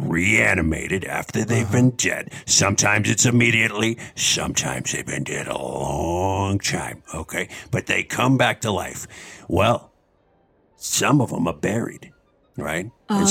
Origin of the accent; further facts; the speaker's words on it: Boston, Massachusetts, United States; I was originally from Boston.